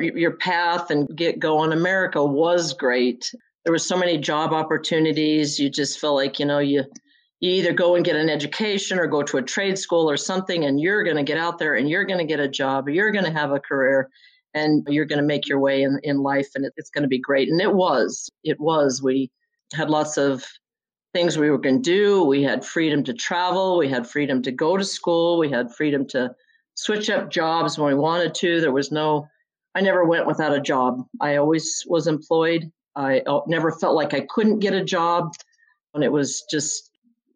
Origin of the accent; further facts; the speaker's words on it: Caliente, Nevada, United States; also born or lived in rural Utah; We lived there till I was about six. And then my parents decided they wanted to be school teachers. So we moved about 50 miles from there to Caliente, Nevada, where they became school teachers